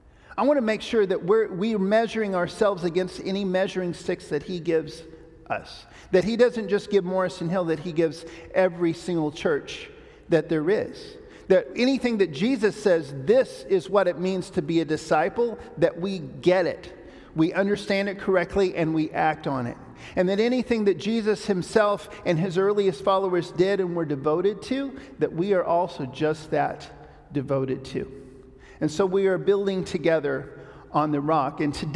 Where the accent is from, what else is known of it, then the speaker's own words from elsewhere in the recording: Papua New Guinea; I grew up in Papua New Guinea because my parents took this very literally